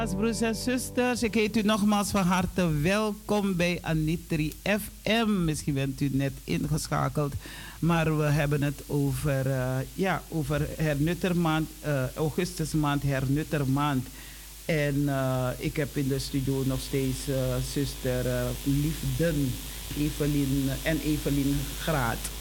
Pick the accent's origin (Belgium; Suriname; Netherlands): Suriname; wij als Surinamers